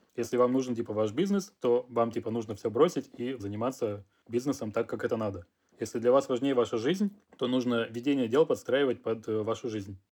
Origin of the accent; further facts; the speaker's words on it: Russia; moved away as an adult; now in France; я из России